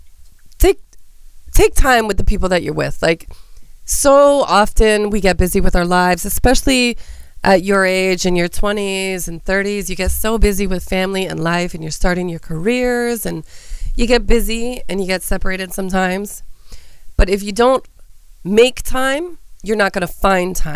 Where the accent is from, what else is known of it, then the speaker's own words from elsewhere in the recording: Brampton, Ontario, Canada; I grew up in Brampton